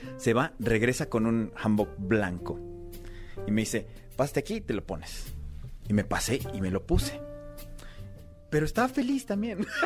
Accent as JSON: {"language": "Spanish", "country": "Mexico", "also_born_or_lived": "South Korea", "moved": "as an adult", "said": "aquí en México, en mi propio país."}